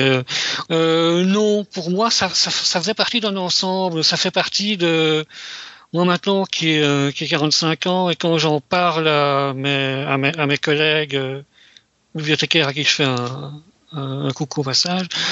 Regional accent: Belgium; Chez nous, en Europe, en Belgique

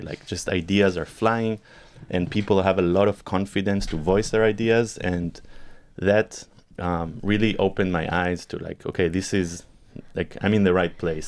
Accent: Israel; also born or lived in Argentina; I was born in Argentina and I moved to Israel when I was eight years old with my family. And uh, I grew up in Israel and spent my formative years here.

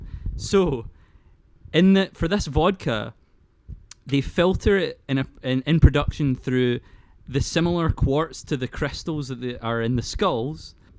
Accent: Paisley, Scotland, United Kingdom; You can tell by my teeth, I'm from Paisley.

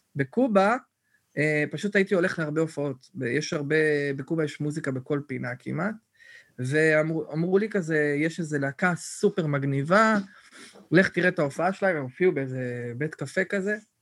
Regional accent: Netanya, Central District, Israel; moved away as an adult; כל החבר'ה מהילדות, כאילו, שאנחנו חבורה, כולם, אולי שניים נשארו בנתניה

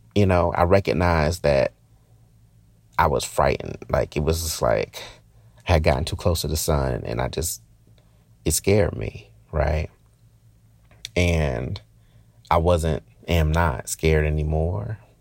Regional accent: Newark, New Jersey, United States; moved away; I'm from Newark

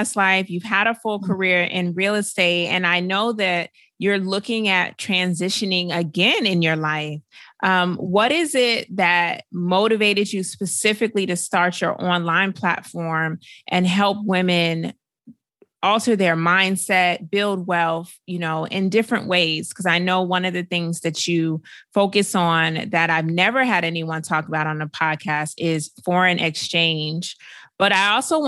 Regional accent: Atlanta, Georgia, United States; I'm from Atlanta, so I always love when anyone has success in my hometown

